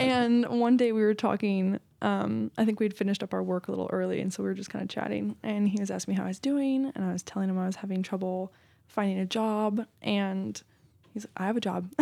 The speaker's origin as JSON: {"language": "English", "area": "Marin County", "region": "California", "country": "United States", "tie": "born or raised there", "also_born_or_lived": "Los Angeles", "said": "I was born and raised in Marin County"}